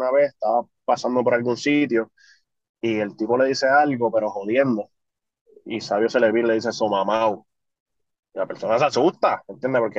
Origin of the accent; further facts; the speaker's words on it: Bayamón, Puerto Rico; Yo, yo soy de barrio, soy de Vallejo.